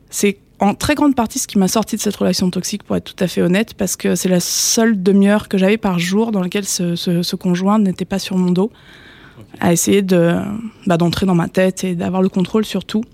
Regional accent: Le Havre, Normandy, France; moved away as an adult; also born or lived in Paris region; now in Paris, France; je suis normande

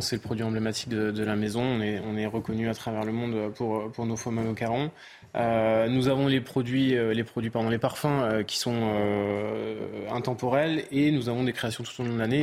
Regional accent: the South-West, south-west France, France; je suis du Sud-Ouest, le Pays Basque n'étant pas loin.

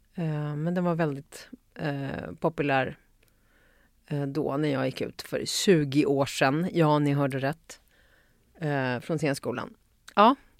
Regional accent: Uppsala, Uppsala County, Sweden; Jag kommer från eh, mitt i stan, eh, Luthagen. Eh, född och uppvuxen där

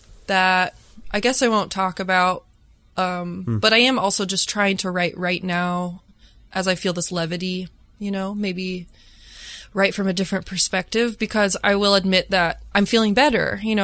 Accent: Chicago, Illinois, United States; on November 21st, we're doing a show here in my hometown in Chicago at Talia Hall.

